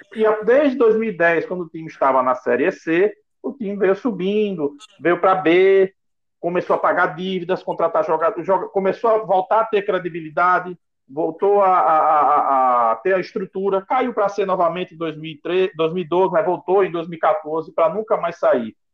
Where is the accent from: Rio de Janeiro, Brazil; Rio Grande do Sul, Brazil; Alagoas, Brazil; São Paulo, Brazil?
Alagoas, Brazil; now in Natal, Brazil; eu moro em Natal, Rio Grande do Norte, tá? Mas eu sou alagoano